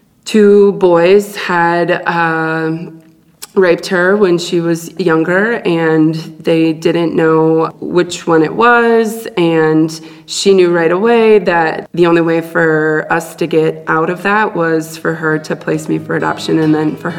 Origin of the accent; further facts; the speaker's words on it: Duluth, Minnesota, United States; born there; 33 years ago today, I was born in Duluth, Minnesota.